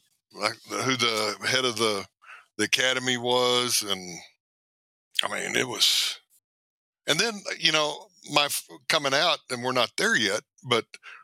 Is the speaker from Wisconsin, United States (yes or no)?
no; Midland, Texas, United States; moved away as an adult; I grew up in Texas.